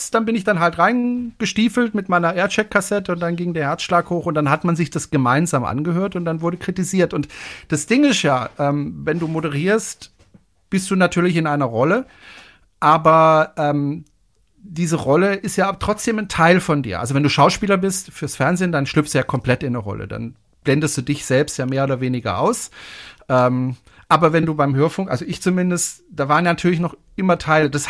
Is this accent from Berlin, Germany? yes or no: no; Freiburg, Baden-Württemberg, Germany; Ich komme ja aus dem Badischen, aus Freiburg. Und mhm. da hm. spricht man ja eigentlich Badisch.